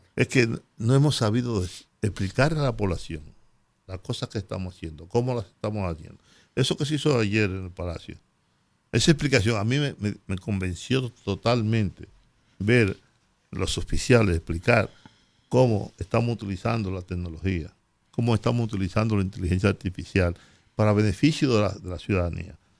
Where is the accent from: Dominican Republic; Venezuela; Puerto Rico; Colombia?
Dominican Republic